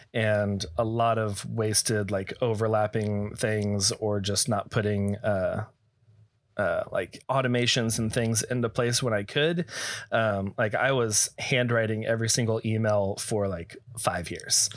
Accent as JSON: {"language": "English", "region": "Texas", "country": "United States", "tie": "born or raised there", "also_born_or_lived": "California", "moved": "yes", "lives_now": "Arizona, United States", "said": "I am also born and raised, uh, Texas"}